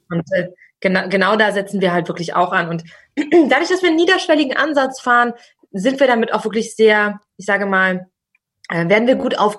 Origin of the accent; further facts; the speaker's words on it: Berlin, Germany; gerade ich bin aus dem Berliner Raum, bei uns ist der Spreewald direkt vor der Haustür, ein Gurkenhof.